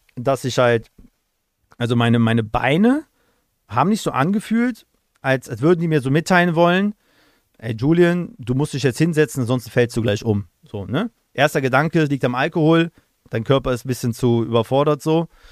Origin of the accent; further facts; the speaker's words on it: Aachen, North Rhine-Westphalia, Germany; ich komme ja aus Aachen